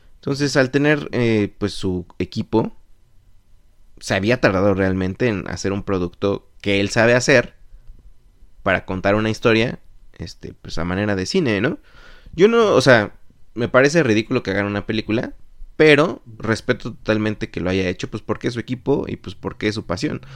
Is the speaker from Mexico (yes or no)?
yes; Mexico; moved away; como mexicanos